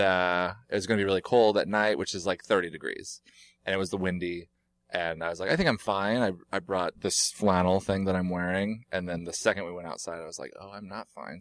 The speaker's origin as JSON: {"language": "English", "region": "Oregon", "country": "United States", "tie": "born or raised there", "moved": "as an adult", "lives_now": "Los Angeles, United States", "said": "I grew up in Oregon"}